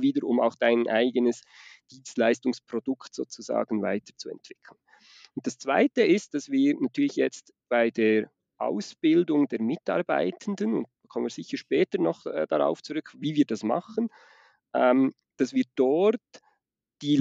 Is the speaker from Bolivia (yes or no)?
no; Switzerland; accent: Swiss Standard German; Ich komme aus der Schweiz. Das ist also nicht der Dialekt, sondern das ist das, was wir unter Hochdeutsch verstehen, was ich da spreche.